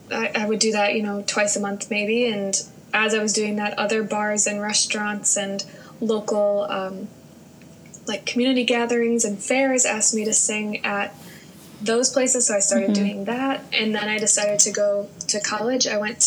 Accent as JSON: {"language": "English", "region": "Wisconsin", "country": "United States", "tie": "born or raised there", "also_born_or_lived": "Madison, Wisconsin", "moved": "as an adult", "lives_now": "Los Angeles, United States", "said": "my hometown mm-hmm. in Wisconsin."}